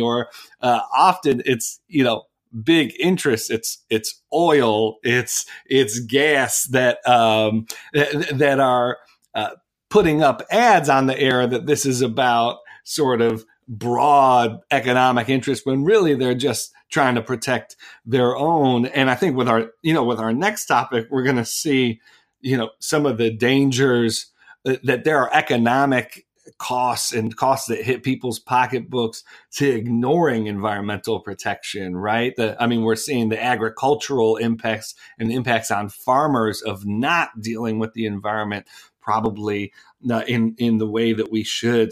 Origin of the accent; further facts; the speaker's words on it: Northeast, United States; moved away; I'm from the Northeast where college football isn't such a big thing.